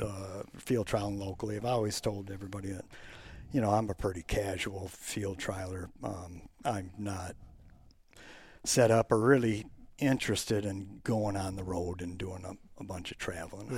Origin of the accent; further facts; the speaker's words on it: Plymouth, Minnesota, United States; moved away as an adult; now in Zimmerman, United States; I grew up in Plymouth